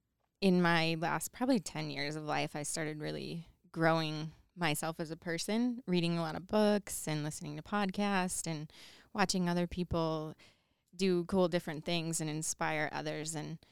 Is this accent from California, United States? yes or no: no; outside of Chicago, Illinois, United States; now in Idaho, United States; I grew up outside of Chicago